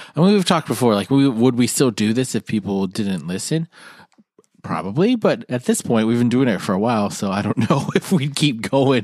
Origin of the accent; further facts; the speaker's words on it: United States; We're American